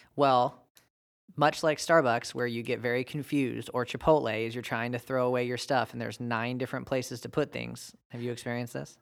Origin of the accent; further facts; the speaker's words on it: United States; my American-born right